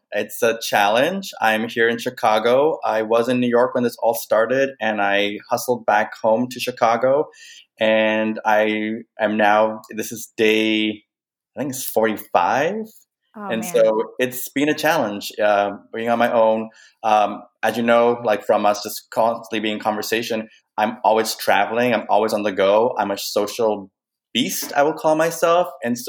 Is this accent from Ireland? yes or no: no; Canada; also born or lived in Kenya; my cultural identity in that work, looking at my Kenyan upbringing, my being raised in Canada, but being of Indian descent, fifth generation born in Kenya, but of Indian descent.